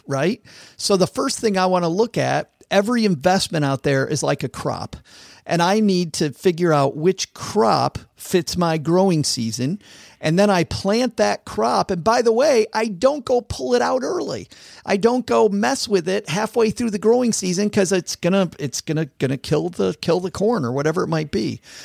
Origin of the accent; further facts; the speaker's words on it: Southwest Michigan, United States; I grew up in Southwest Michigan, which is farm country.